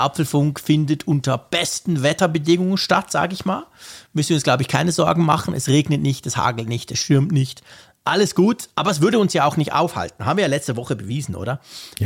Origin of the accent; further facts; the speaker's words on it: Switzerland; also born or lived in Bern; als Schweizer aus den Bergen